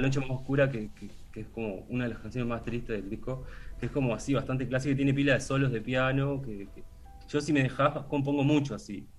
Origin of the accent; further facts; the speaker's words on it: Maldonado, Uruguay; Yo soy de Maldonado